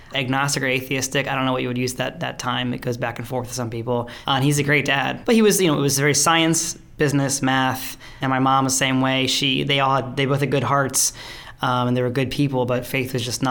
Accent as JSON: {"language": "English", "region": "Maryland", "country": "United States", "tie": "born or raised there", "said": "Born and raised in Maryland, raised in the country"}